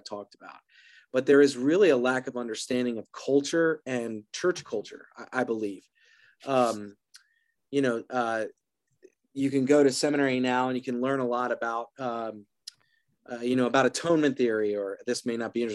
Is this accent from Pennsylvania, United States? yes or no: yes; Philadelphia, Pennsylvania, United States; now in Atlanta, United States; I'm from Philly originally